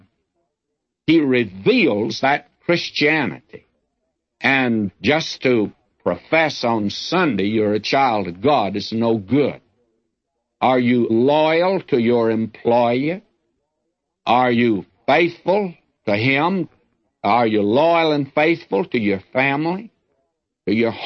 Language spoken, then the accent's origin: English; the South, United States; I'm a Southerner